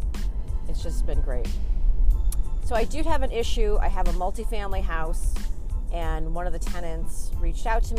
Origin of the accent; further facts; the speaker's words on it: Connecticut, United States; I'm from Connecticut